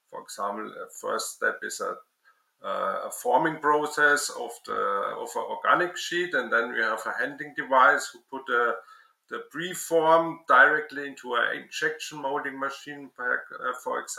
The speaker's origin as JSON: {"language": "English", "town": "Würzburg", "region": "Bavaria", "country": "Germany", "tie": "born or raised there", "said": "I studied the science of plastic in my hometown Würzburg."}